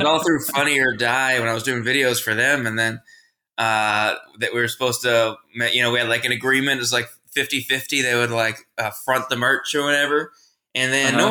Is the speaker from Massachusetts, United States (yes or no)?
yes; Massachusetts, United States; also born or lived in Providence, Rhode Island; I was born in Providence, Rhode Island, but I grew up across the line in Massachusetts